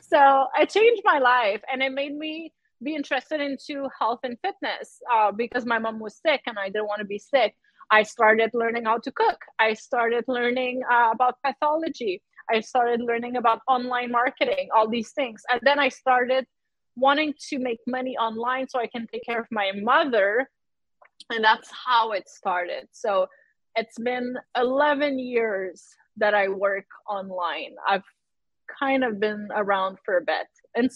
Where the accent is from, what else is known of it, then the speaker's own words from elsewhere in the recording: Quebec, Canada; I'm French Canadian. I grew up in a village, a French village in Quebec.